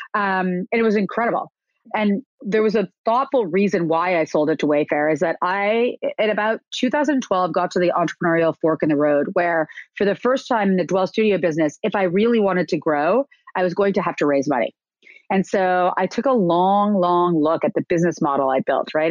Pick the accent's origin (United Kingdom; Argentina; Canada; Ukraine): Canada; moved away as an adult; also born or lived in New York; I am Canadian and I came to New York to go to Parsons School of Design